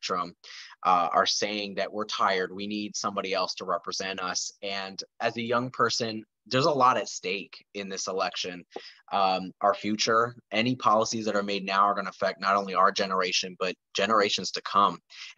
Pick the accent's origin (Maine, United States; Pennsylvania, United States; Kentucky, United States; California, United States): Pennsylvania, United States; Lehigh Valley; I was born and raised in the Lehigh Valley where my district is.